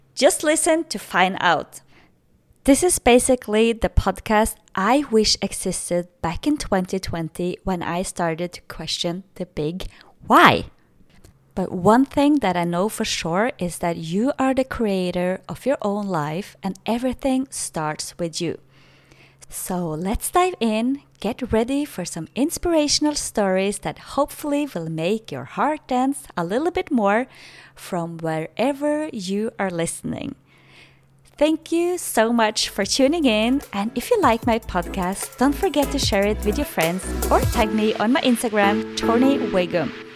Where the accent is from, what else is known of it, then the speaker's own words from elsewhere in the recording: Norway; English is a second language; moved away as an adult; now in Playa del Carmen, Mexico; I'm originally from Norway, but currently in Mexico, Playa del Carmen.